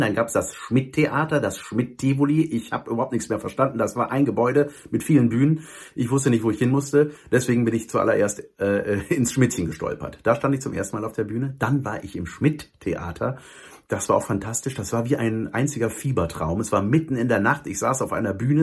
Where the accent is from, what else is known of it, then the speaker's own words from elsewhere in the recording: Cologne, North Rhine-Westphalia, Germany; als ich als Kölner das erste Mal in eurer Ecke da war